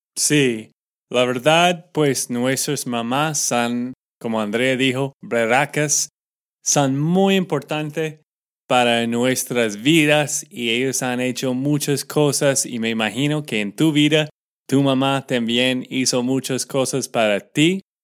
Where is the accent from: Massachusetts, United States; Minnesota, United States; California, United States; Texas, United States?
Texas, United States; de Texas, Estados Unidos